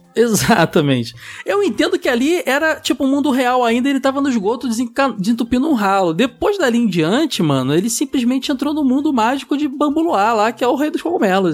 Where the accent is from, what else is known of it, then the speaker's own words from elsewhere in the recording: Rio de Janeiro, Brazil; also born or lived in Praça Seca, Rio de Janeiro; sou de Bangu